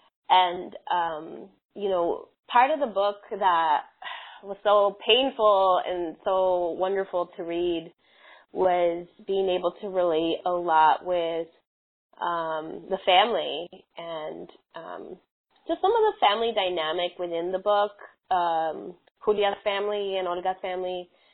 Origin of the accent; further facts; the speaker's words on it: Southwest, United States; I grew up in the Southwest, different cities in the Southwest.